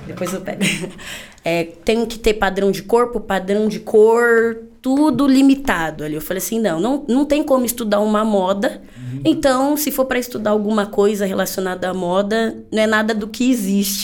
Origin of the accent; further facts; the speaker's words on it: São Paulo, Brazil; tenho 28 anos, sou paulista da Gema